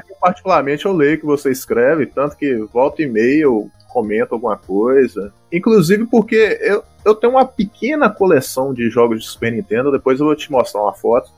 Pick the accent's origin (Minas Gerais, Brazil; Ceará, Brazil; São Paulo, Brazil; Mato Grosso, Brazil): Minas Gerais, Brazil; Governador Valadares; eu sou do interior de Minas Gerais, governador Valadares